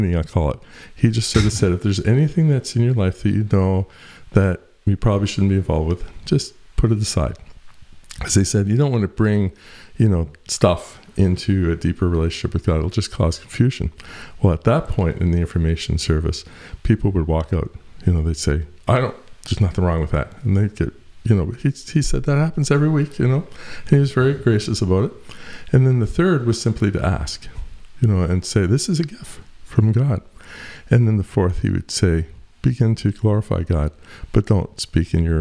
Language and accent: English; Eastern Canada, Canada; I come from Eastern Canada, eh?